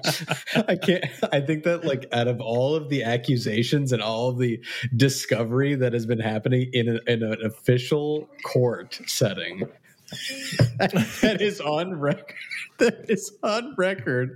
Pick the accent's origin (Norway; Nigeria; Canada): Canada; moved away as an adult; now in United States; I'm born Canadian